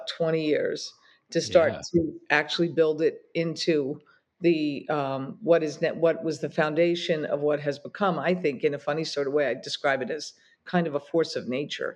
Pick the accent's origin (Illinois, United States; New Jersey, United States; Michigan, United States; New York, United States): New Jersey, United States; Atlantic City; I was born in Atlantic City, a carnival town